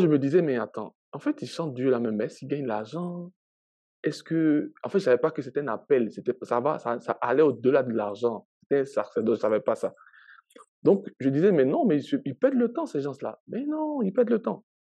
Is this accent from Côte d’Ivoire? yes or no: yes; Abidjan, Côte d’Ivoire; moved away as an adult; also born or lived in Daloa / Gagnoa; now in Canada; j'ai grandi à Abidjan